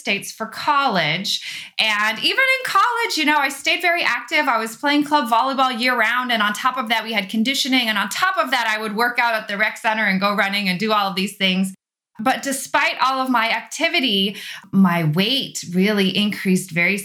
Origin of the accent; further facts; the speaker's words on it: Netherlands; also born or lived in Austria / Arizona / Texas; now in Illinois, United States; I grew up in Europe. I'm from the Netherlands. My family's from the Netherlands, and I grew up in the Netherlands and in Austria